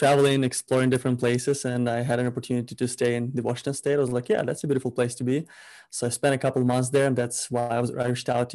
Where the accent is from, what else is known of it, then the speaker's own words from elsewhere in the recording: Ukraine; now in Vancouver, Canada; I'm originally from Ukraine, so I'm an immigrant. I live in Canada, Vancouver, BC.